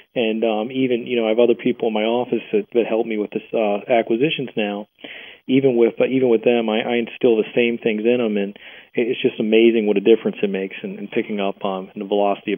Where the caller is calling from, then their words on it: Hagerstown, Maryland, United States; I'm calling from Hagerstown, Maryland.